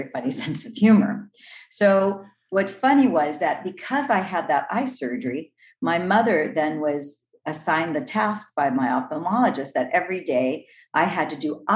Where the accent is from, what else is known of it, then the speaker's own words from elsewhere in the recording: Los Angeles, California, United States; I was born in Los Angeles, California, the city of the angels